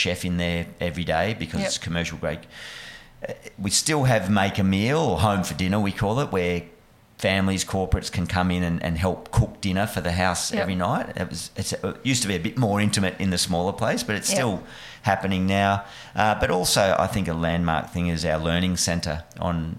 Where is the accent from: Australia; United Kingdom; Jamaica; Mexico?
Australia; New South Wales; moved away as an adult; also born or lived in Bellingen / Junee / Deniliquin / Lismore; now in Western Australia, Australia; I was born in Bellingen up in the sort of Northern Tablelands, then went to down south of New South Wales, Junee, Deniliquin